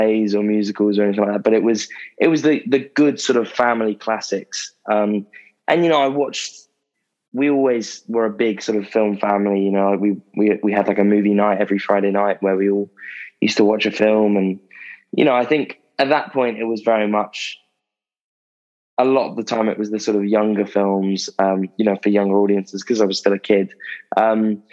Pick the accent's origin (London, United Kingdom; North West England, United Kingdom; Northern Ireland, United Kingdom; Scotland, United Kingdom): London, United Kingdom; Croydon; I've grown up, born and raised in South London, in a town called Croydon. Literally born here, haven't left at all